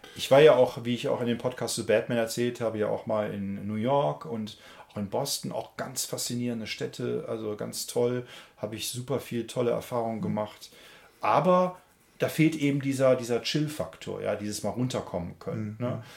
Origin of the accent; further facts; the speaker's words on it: Germany; als äh, Deutscher